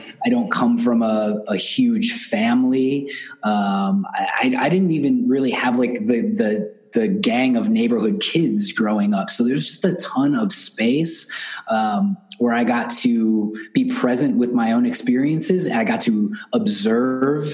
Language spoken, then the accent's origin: English; Milwaukee, Wisconsin, United States; I grew up here in Milwaukee, Wisconsin, just north of Chicago in the States. And I'm here now. I moved back here 7 or 8 years ago